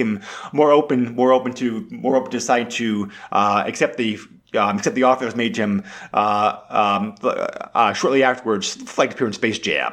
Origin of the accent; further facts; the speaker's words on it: New England, United States; I grew up in New England